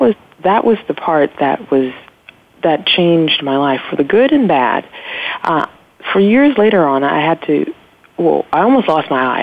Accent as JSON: {"language": "English", "town": "Los Angeles", "region": "California", "country": "United States", "tie": "born or raised there", "said": "I grew up in South Central Los Angeles"}